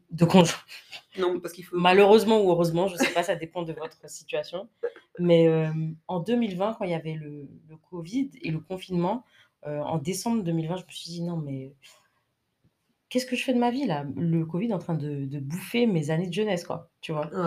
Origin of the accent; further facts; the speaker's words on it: France; also born or lived in Côte d'Ivoire; moi, je suis née en Côte d'Ivoire, j'ai vécu en Côte d'Ivoire jusqu'à mes 10 ans. Mais à cause de la guerre, je suis allée vivre en France. Et donc, j'ai passé pratiquement toute ma vie en France